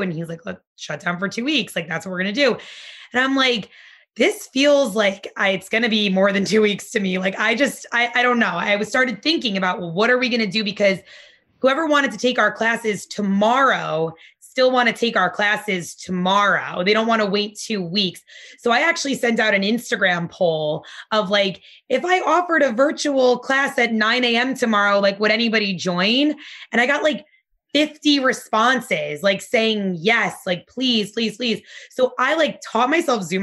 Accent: Nutley, New Jersey, United States; also born or lived in Barnegat, New Jersey; now in Asbury Park, United States; eventually we moved to Nutley, New Jersey. That's where I grew up.

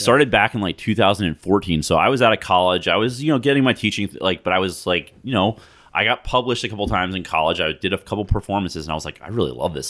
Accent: Ocean Grove, New Jersey, United States; I grew up in Ocean Grove in the nineties.

